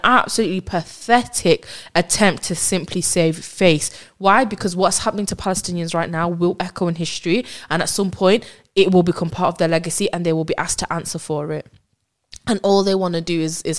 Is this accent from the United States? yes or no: no; United Kingdom; me as a British Muslim